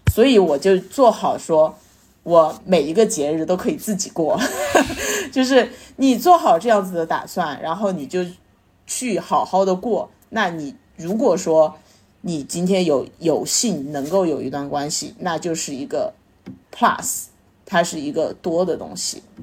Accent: Sichuan, China; 我们四川话就叫“瑶儿”，就是，就是儿子的意思嘛

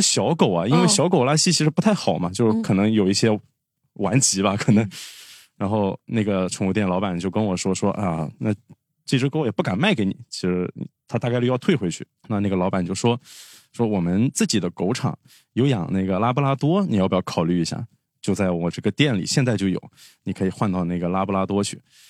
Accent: Fuzhou, Fujian, China; 因为我家是福州那边的，福建福州的。

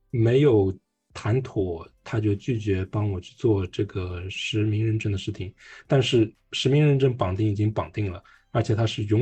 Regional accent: Hong Kong; born there; 当时因因为我出生在香港，所以我用的是香港的身份证。

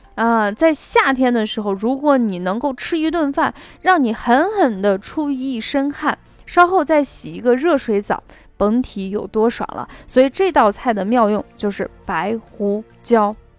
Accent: Shaanxi, China; 我们陕西人的做法

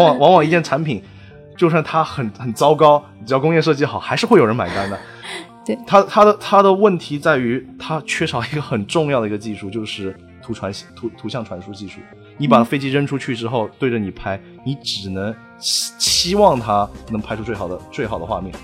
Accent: China; moved away as an adult; now in United States; 我们中国人，特别是留学生在这边啊

